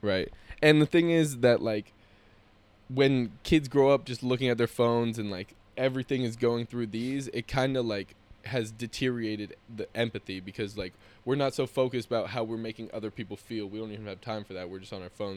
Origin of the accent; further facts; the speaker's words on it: San Jose, California, United States; our childhood growing up in Willow Glen, California